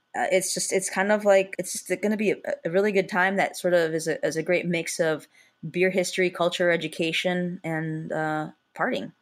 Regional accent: Chicago, Illinois, United States; as a Chicagoan

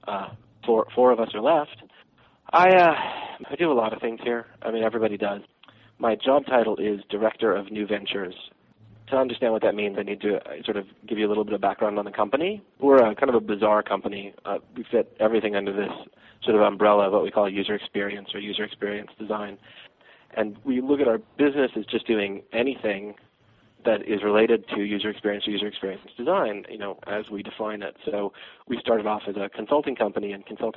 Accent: Austin, Texas, United States; I'm originally, more or less, I would claim as my hometown, Austin, Texas

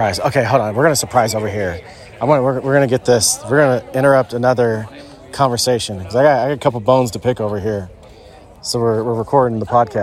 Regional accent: Southern Indiana, United States; a guy from Southern Indiana

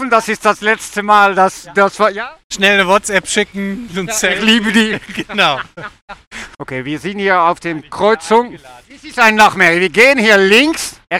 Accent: Germany; wir sind Deutsche

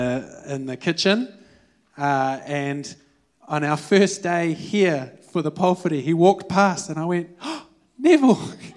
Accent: Wellington, New Zealand; I'm from Wellington, and I grew up going to El Rancho and Forest Lakes

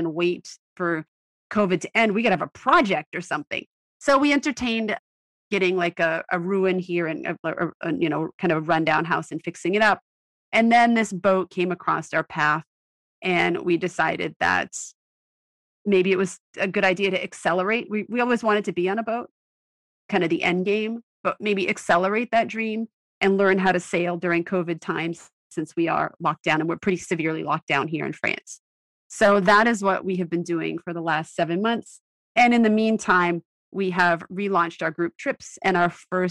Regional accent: Maine, United States; moved away; I grew up in Maine

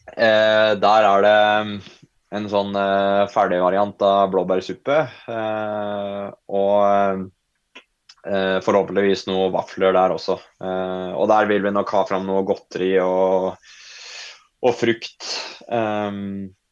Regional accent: Folldal, Innlandet, Norway; jeg er jo fra Folldalen, da. Uh, der Ronda 100 arrangeres.

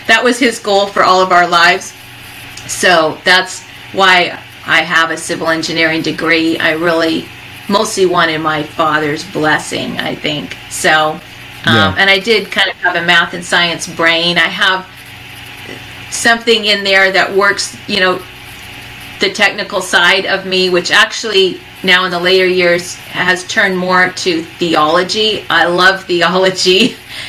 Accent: Tucson, Arizona, United States; my early years, I grew up in Tucson, Arizona.

